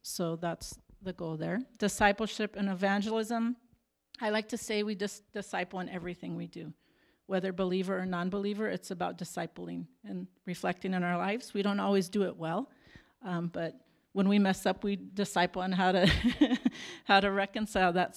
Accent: Tucson, Arizona, United States; moved away as an adult; now in Mozambique; I'm from Tucson, Arizona.

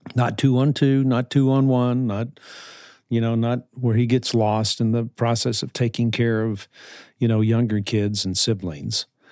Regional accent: New Orleans, Louisiana, United States; I was raised in New Orleans

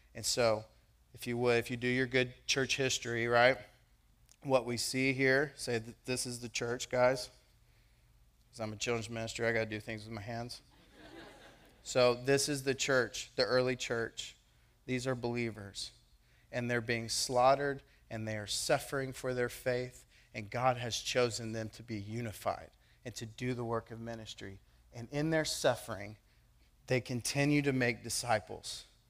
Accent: United States; I am a born American

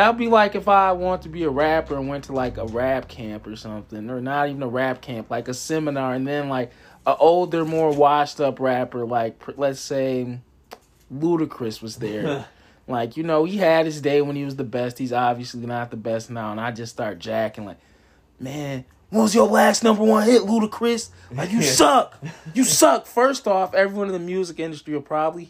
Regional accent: Racine, Wisconsin, United States; we're from Racine

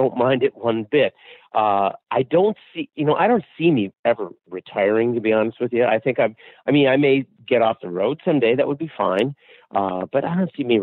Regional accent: Seattle, Washington, United States; I'm from Seattle.

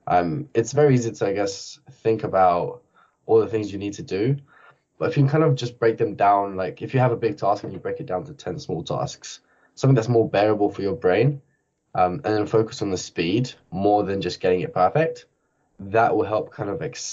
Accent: Barking and Dagenham, London, United Kingdom; I grew up in Barking and Dagenham, which is the worst area in the whole UK

